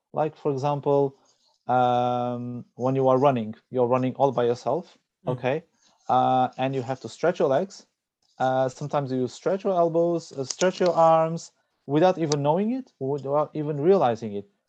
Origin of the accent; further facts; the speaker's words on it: Portugal; I'm originally from Portugal